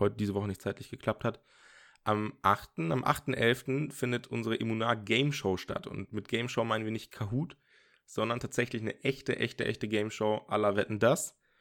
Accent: Osnabrück, Lower Saxony, Germany; now in Dortmund, Germany; ich komme ja ursprünglich aus Osnabrück oder war da auch sehr lange im Jugendzentrum

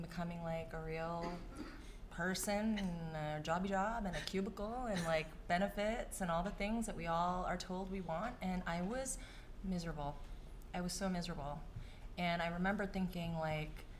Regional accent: New York City, New York, United States; growing up in New York City

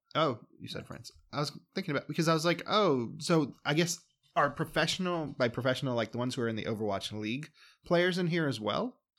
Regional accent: United States; I'm an American.

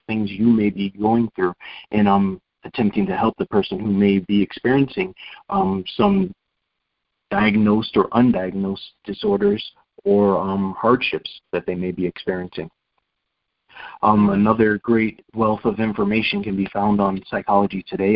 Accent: Rochester, New York, United States; moved away as an adult; Rochester, New York, where I was born and raised until I was 18, 19 years old

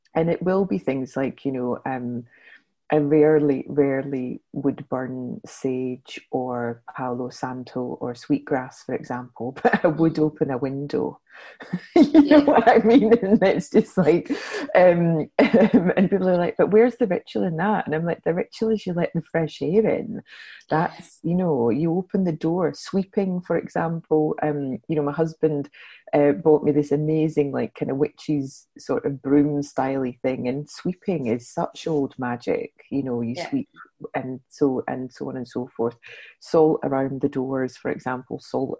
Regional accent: Scottish Highlands, Scotland, United Kingdom

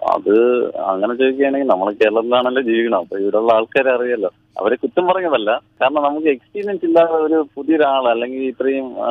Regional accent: Azhimala, Kerala, India; ഞാൻ ജനിച്ചു നാട്ടിലാണല്ലോ

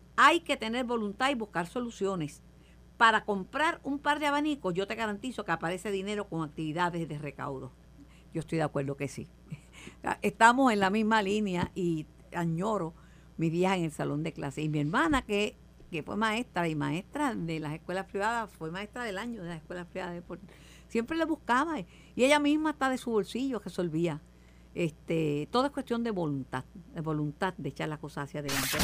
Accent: Mayagüez, Puerto Rico; also born or lived in Río Piedras; en mi casa nunca hubo aire acondicionado, nunca, nunca, nunca, nunca en Mayagüez

